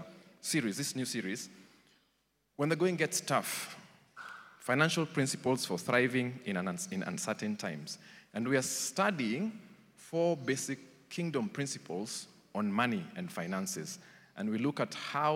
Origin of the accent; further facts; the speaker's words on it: Nairobi, Kenya; I grew up in Eastlands, Umoja